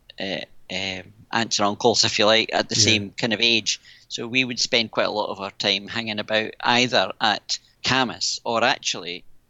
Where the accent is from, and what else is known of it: Isle of Mull, Scotland, United Kingdom; born or raised there; moved away; also born or lived in Oban / Helensburgh